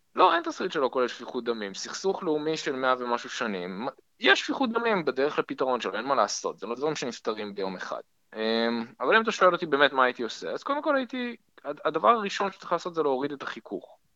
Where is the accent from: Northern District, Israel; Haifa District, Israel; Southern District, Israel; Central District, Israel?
Haifa District, Israel; Haifa; moved away; וכחיפאי במקור אני גם מכיר את הפוליטיקה המקומית